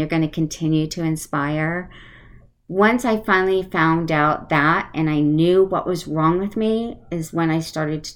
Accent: Connecticut, United States; moved away; I grew up on the East Coast in Connecticut, so I am an East Coaster, and sometimes you hear my accent come out.

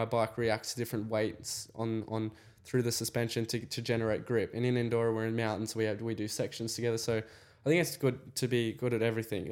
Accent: Australia; I was in the paddock as another Aussie

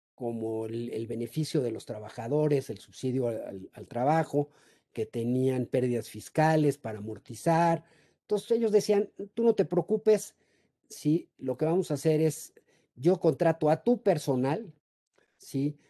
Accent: Mexico; los mexicanos somos muy ingeniosos

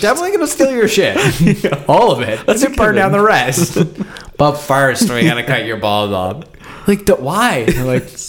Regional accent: United States; I'm like a gringo, like I'm an American

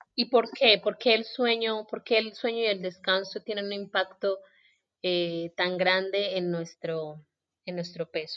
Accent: Colombia; yo soy colombiana

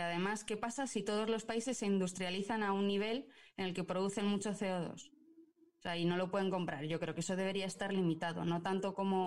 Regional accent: Burgos, Castile and León, Spain; yo soy de Burgos

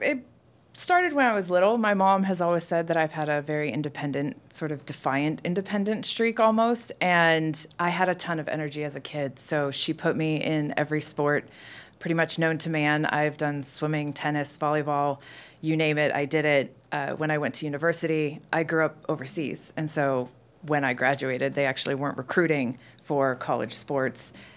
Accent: Pacific Northwest, United States; now in Atlanta, United States; I'm currently based in Atlanta, And I am from the Pacific Northwest. That's where I've spent the last fifteen years

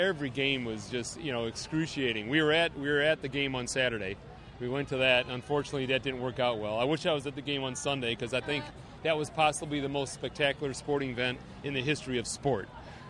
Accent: Chicago, Illinois, United States; now in Houston, United States; I'm originally from Chicago.

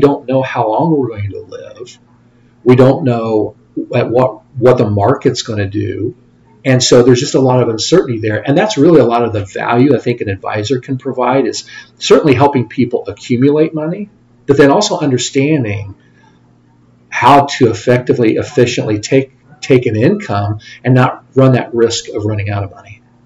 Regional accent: Lafayette, Indiana, United States; also born or lived in Bloomington, Indiana / Plainfield, Indiana / Fort Wayne, Indiana / Columbus, Ohio; I grew up in the Lafayette area

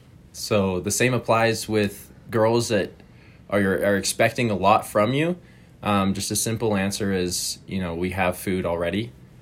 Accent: California, United States; now in Idaho, United States; And I am from California.

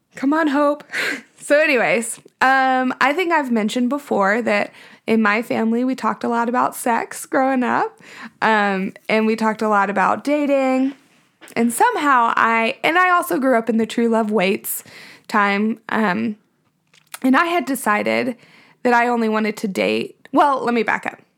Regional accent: Nashville, Tennessee, United States; I was born in Nashville we actually live in my childhood home

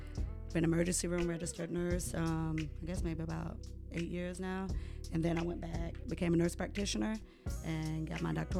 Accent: upstate New York, United States; moved away; also born or lived in Jamaica / Rochester, New York; Grew up pretty much upstate New York. Family primarily is from here and Green Cove, a little bit further south, and Jacksonville.

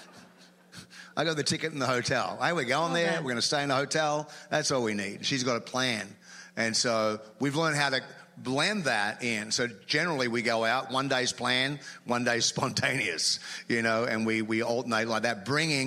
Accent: Australia; moved away; as an Australian

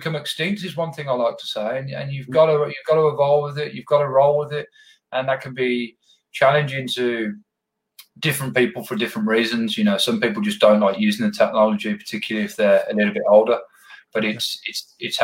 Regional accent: Birmingham, West Midlands, United Kingdom; accent: Birmingham; people wouldn't be able to understand me because of my Birmingham accent, which is quite thick.

